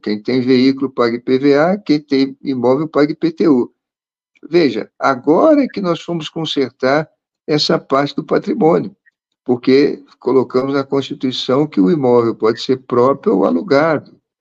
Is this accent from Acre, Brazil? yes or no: no; Rio de Janeiro, Brazil; eu morava na zona sul do Rio de Janeiro, onde nasci e cresci